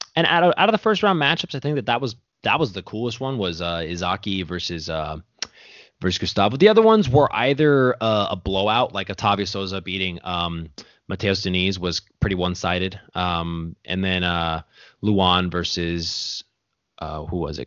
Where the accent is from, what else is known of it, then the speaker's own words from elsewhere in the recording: United States; I'm over here born and raised in America